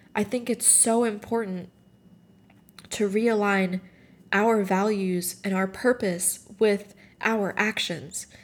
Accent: Morocco; moved away; I grew up in Morocco, and the majority of my family is still there.

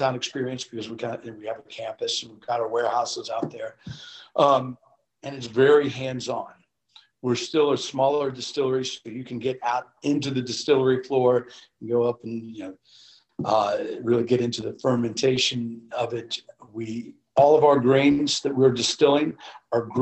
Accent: Kentucky, United States; moved away as an adult; I grew up in Kentucky

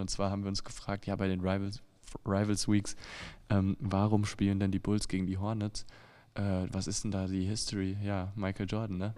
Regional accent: Germany; als Deutscher

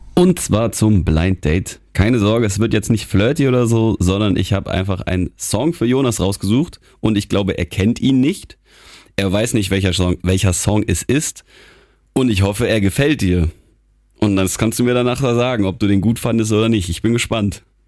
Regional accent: Geneva, Switzerland; also born or lived in Germany; now in Wilhelmshaven, Germany; Ich bin in Genf ja aufgewachsen in der Schweiz

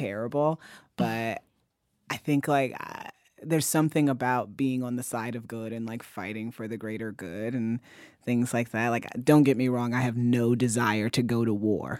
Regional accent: Ferguson, Missouri, United States; moved away; my hometown library, the one that I used to walk to constantly

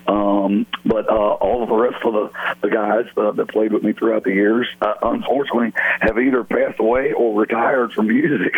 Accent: Norwood, Ohio, United States; also born or lived in Universal City, Texas; I'm originally from Norwood, Ohio, and we still have a place in Cincinnati

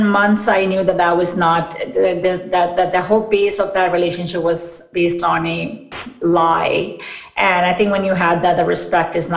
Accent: New York, United States; moved away as an adult; also born or lived in Pakistan / Orlando / Washington, D.C. / Austin; now in Seattle, United States; we moved to New York, actually, when I was eight

